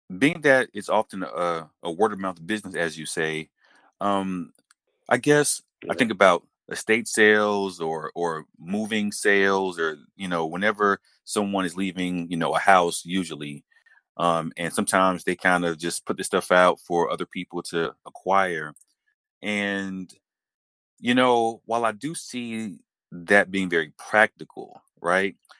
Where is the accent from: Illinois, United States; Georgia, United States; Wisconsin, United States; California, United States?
Georgia, United States; Atlanta; I'm an Atlanta native also. I can say that growing up in school, I remember having Georgia history classes